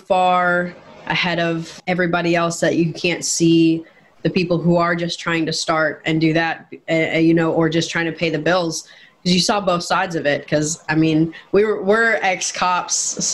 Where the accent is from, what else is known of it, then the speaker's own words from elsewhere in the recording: Minnesota, United States; now in Georgia, United States; I grew up in Minnesota